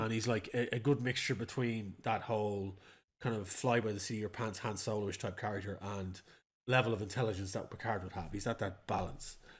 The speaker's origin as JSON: {"language": "English", "country": "Ireland", "said": "as an Irishman"}